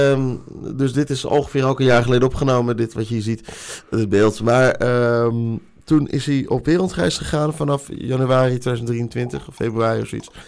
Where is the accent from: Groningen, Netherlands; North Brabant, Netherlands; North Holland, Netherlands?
North Holland, Netherlands; Haarlem; echt trots als Haarlemmer.